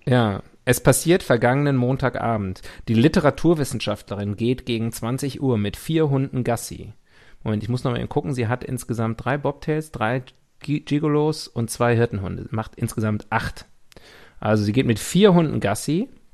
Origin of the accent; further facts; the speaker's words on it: West Germany, Germany; In meiner Kindheit in Westdeutschland, in der BRD der 80er Jahre